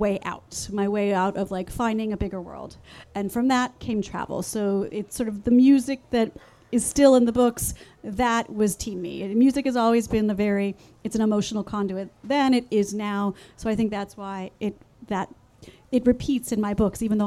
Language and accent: English; Los Angeles, California, United States; I grew up in the San Fernando Valley in California